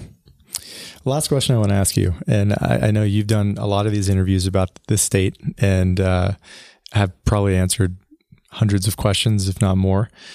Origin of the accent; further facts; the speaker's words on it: Pennsylvania, United States; I grew up in Pennsylvania